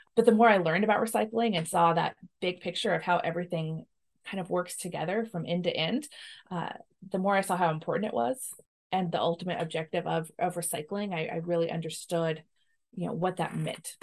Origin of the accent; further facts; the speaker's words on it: Washington, United States; We're both from Washington, uh, have spent the majority of our, our lives here